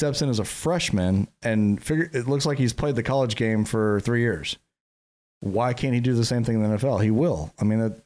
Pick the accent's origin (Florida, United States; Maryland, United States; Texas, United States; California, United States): Florida, United States; Jacksonville; we're from Jacksonville